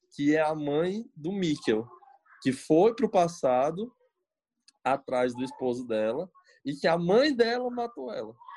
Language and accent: Portuguese; Brazil; eu sou brasileiro